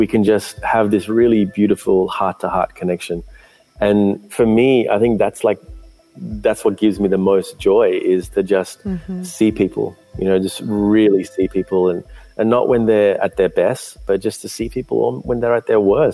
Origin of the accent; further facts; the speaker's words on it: Sri Lanka; I was born in Sri Lanka